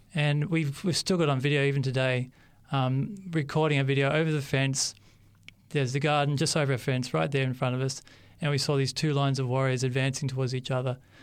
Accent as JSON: {"language": "English", "town": "Sydney", "region": "New South Wales", "country": "Australia", "tie": "born or raised there", "also_born_or_lived": "Papua New Guinea", "accent": "Australian", "said": "I was born in 1979 in Sydney. I uh, grew okay. up in Western Sydney, in the suburbs of Western Sydney"}